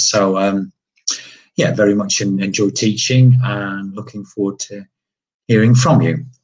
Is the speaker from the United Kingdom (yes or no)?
yes; England, United Kingdom; first language English; also born or lived in London; um, I'm English, um, native English